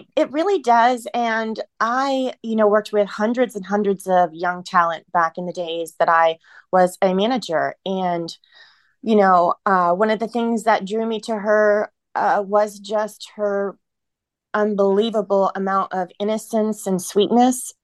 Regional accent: Ohio, United States; moved away as an adult; also born or lived in San Francisco / Los Angeles; back where I live now in Ohio. I went back to my hometown and I'm living here now

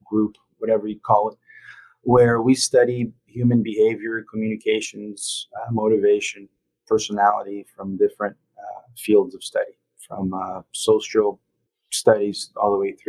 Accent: Brazil; also born or lived in Italy; now in Jacksonville, United States; So I'm Italian. I grew up in Brazil.

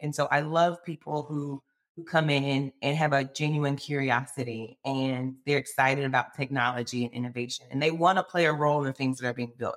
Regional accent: Alabama, United States; born and raised in Alabama

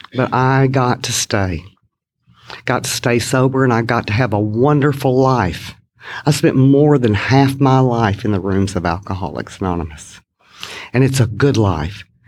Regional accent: Kilgore, Texas, United States; I was born in East Texas, a little town in East Texas, Kilgore, Texas, to be exact.

